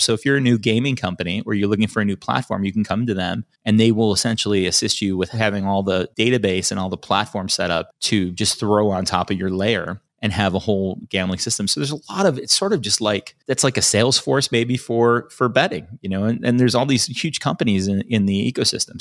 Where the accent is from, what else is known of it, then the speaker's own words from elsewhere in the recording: Chicago, Illinois, United States; now in California, United States; I grew up in Chicago.